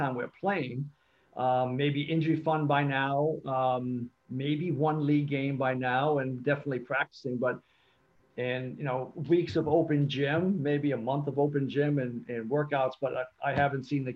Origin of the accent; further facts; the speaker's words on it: Newport, Rhode Island, United States; also born or lived in Cape Cod, Massachusetts / Middletown, Rhode Island; I grew up in Newport until about fourth or fifth grade. Moved to Cape Cod